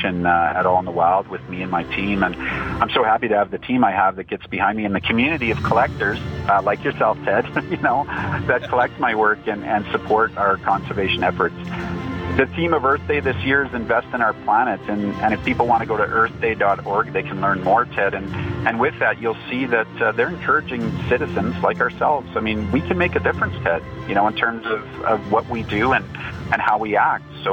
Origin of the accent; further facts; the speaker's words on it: Canada; as a Canadian